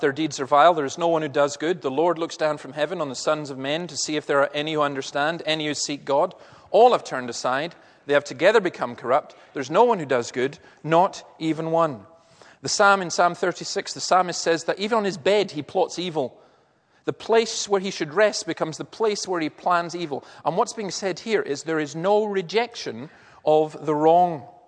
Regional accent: Easter Ross, Scotland, United Kingdom; I'm actually from Easter Ross

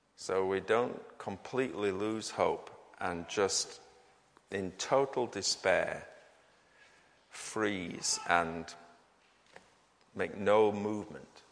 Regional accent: United Kingdom; we Brits

